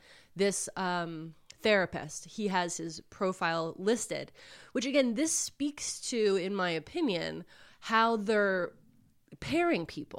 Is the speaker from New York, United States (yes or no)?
yes; Queens, New York, United States; I am conservative Republican septuagenarian. There you go. Born and raised in Queens, New York.